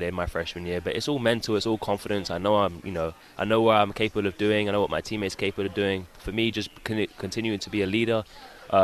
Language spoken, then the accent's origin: English; London, United Kingdom; moved away as an adult; I was from London, basically South London, Worthing area.